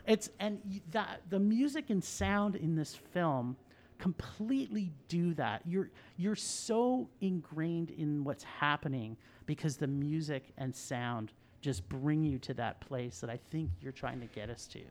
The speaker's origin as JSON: {"language": "English", "region": "Ontario", "country": "Canada", "tie": "born or raised there", "said": "I grew up in Ontario as well."}